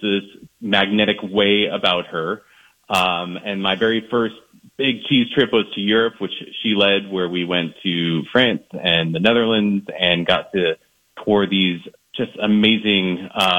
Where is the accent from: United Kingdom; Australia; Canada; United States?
United States; East Coast; now in Minnesota, United States; I'm not from Minnesota originally. I'm from the East Coast.